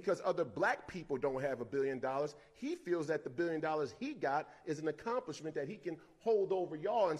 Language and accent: English; Minneapolis, Minnesota, United States; like I come from Minneapolis, or you come from one of these other black communities